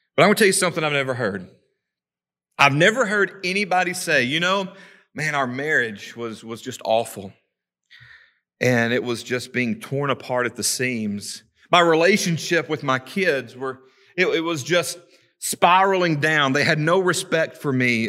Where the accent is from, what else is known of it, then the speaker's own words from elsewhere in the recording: Savannah, Tennessee, United States; now in Kingston, United States; growing up in Savannah, growing up on the Tennessee River, living in Kingston the last few years